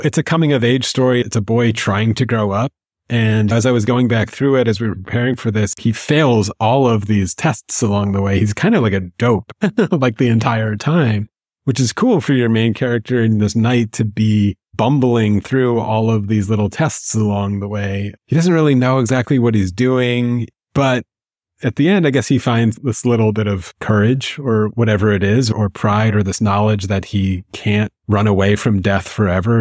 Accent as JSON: {"language": "English", "country": "United States", "said": "American Jews"}